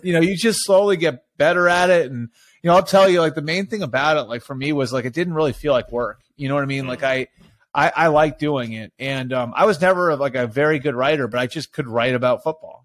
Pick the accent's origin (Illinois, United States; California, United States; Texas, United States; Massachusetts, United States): Massachusetts, United States; outside of Boston; moved away as an adult; also born or lived in Ohio; I grew up outside of Boston.